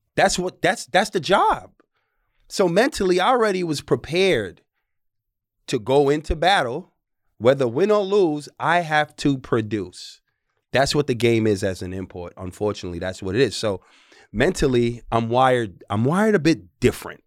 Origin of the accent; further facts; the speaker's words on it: New York City, New York, United States; moved away; I'm from the Bronx, New York.